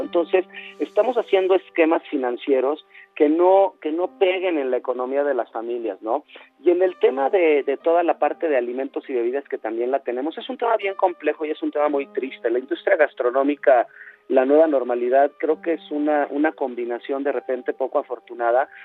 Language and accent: Spanish; Mexico; como mexicanos